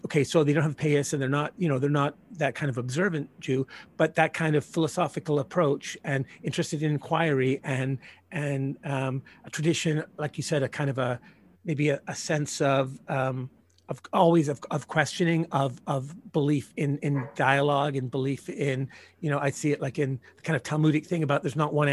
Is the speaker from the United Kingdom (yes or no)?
yes; Northern Ireland, United Kingdom; moved away; I grew up in Ireland as a result of historical reasons.